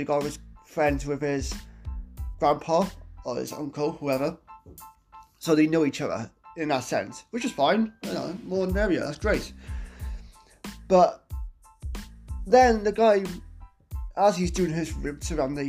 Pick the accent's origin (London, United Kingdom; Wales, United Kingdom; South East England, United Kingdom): Wales, United Kingdom; I'm not British, I'm Welsh